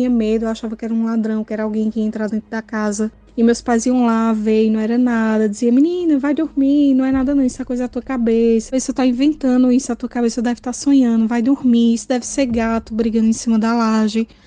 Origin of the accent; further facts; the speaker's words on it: Pernambuco, Brazil; sou aqui de Pernambuco.